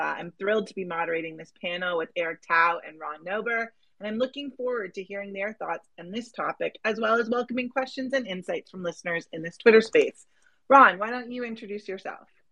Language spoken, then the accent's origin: English; Canada; I'm Canadian